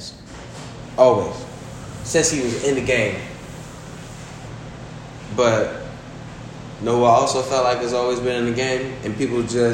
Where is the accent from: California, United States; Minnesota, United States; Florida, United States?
Florida, United States; I'm from Florida